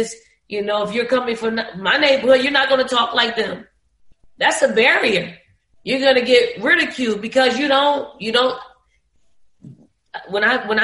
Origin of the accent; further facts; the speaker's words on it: Philadelphia, Pennsylvania, United States; growing up in the Raymond Rosen Projects